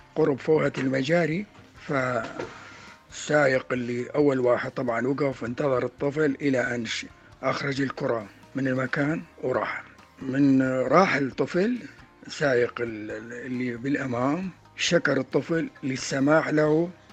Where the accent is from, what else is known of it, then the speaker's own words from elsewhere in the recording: Iraq; من العراق